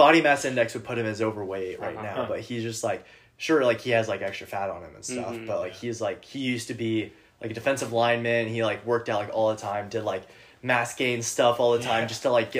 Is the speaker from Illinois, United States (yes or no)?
yes; Peoria, Illinois, United States; it used to be my hometown, Peoria, Illinois